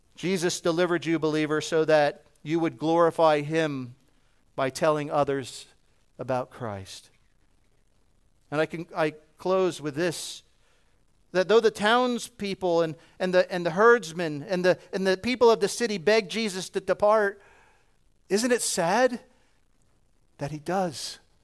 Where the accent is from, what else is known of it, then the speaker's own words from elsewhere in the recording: New Jersey, United States; I'm from New Jersey. We talk a bit fast.